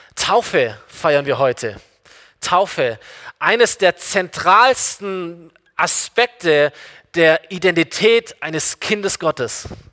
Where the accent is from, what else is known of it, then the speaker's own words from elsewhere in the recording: Germany; ich bin, ich bin Deutscher